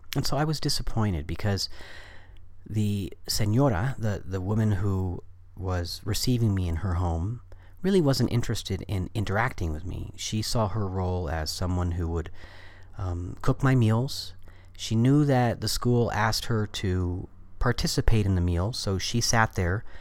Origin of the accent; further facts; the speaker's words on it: United States; I was coming from the American culture